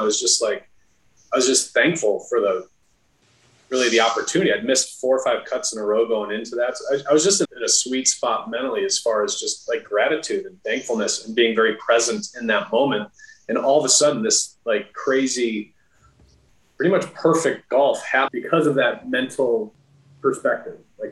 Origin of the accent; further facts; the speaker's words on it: the Midwest, near Chicago, Illinois, United States; I grew up in the Midwest and near Chicago